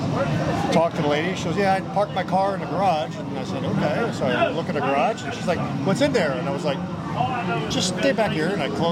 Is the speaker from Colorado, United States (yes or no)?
no; Fort Myers, Florida, United States; I'm from Fort Myers